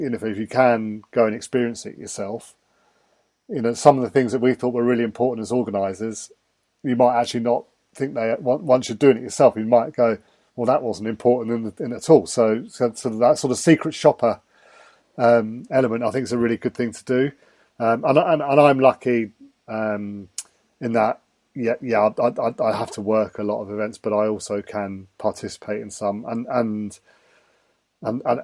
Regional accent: England, United Kingdom; accent: English; my English accent

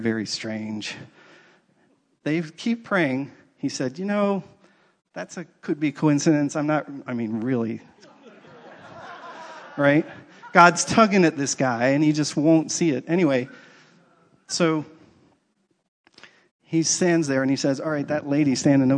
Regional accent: East Coast, United States; moved away; I grew up on the East Coast

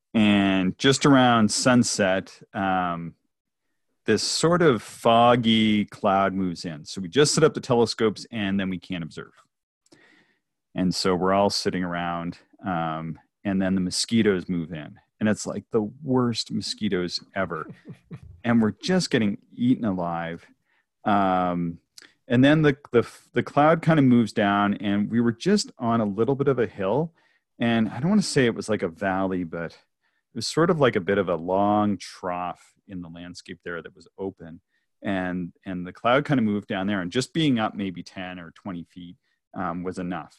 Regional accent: Nova Scotia, Canada; moved away; also born or lived in Ontario; so I come from Nova Scotia, which is traditionally a very cloudy and rainy place.

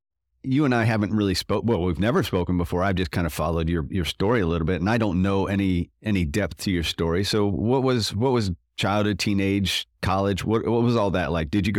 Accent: Florida, United States; But I was a Red Sox fan growing up in Florida.

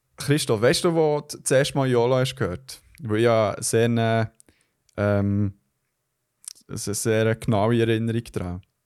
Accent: Switzerland; bei uns in der Schweiz

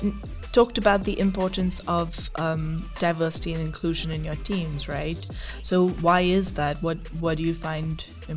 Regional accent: India; also born or lived in United Kingdom; I was born in India, but I moved to the UK for the first time when I was 4. And then we just grew up moving between India and the UK.

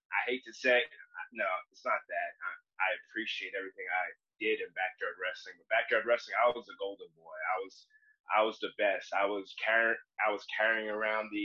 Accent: New Jersey, United States; moved away as an adult; now in Los Angeles, United States; Born and raised Dirty Jersey

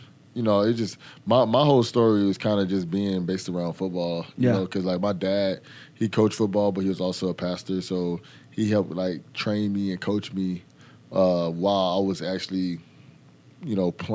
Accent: Fort Lauderdale, Florida, United States; also born or lived in Texas; I grew up in Fort Lauderdale, Florida

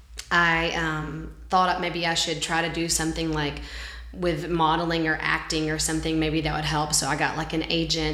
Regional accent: Alabama, United States; moved away as an adult; now in Nashville, United States; I'm from Alabama, and so where I lived, there was like kind of like a modeling agent

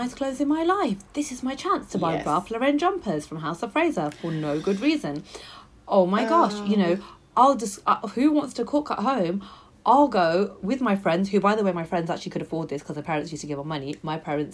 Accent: Coventry, West Midlands, United Kingdom; moved away as an adult; also born or lived in London; I moved from Coventry, which is my hometown, to London

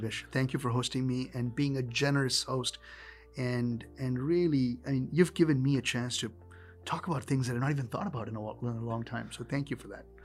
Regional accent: India; As an Indian child growing up

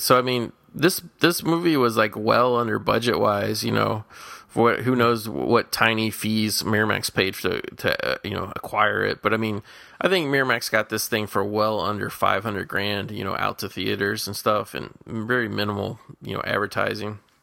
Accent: Midwest, United States; moved away as an adult; now in California, United States; growing up in the Midwest.

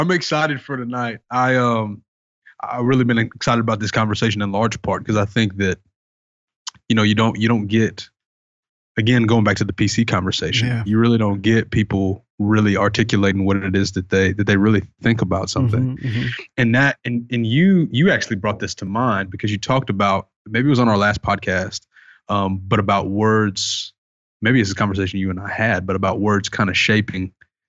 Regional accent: the South, United States; Cause I'm from the South. Right. And so that's, coming from me, it's like obviously someone from the Bible Belt is going to say something like that.

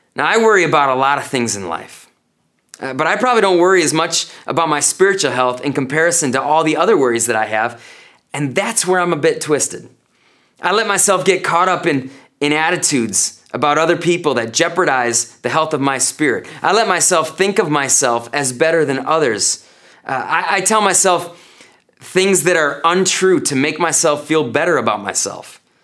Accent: North Woods of Wisconsin, United States; now in Janesville, United States; growing up in the North Woods of Wisconsin

